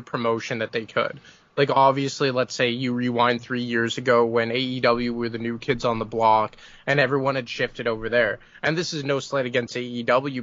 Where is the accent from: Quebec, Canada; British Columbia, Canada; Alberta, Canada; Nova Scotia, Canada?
Quebec, Canada; Montreal; my hometown in Montreal